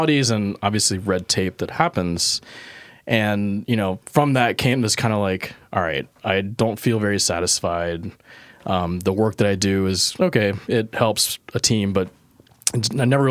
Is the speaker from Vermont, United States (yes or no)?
no; Mississippi, United States; moved away as an adult; also born or lived in Illinois; I was born and raised in Mississippi